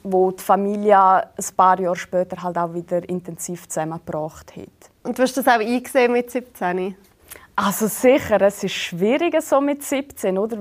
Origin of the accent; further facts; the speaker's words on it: Switzerland; typisch schweizerisch an mir, sowie auch so meine Essgewohnheiten